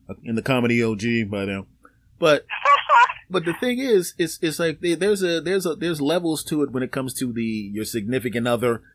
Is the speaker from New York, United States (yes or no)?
no; Philadelphia, Pennsylvania, United States; I'm a Philadelphian